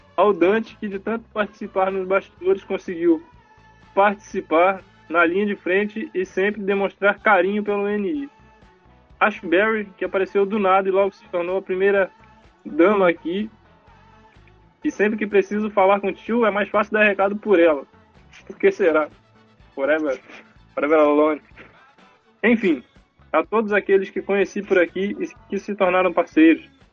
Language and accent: Portuguese; Cabo Frio, Rio de Janeiro, Brazil; eu sou de Cabo Frio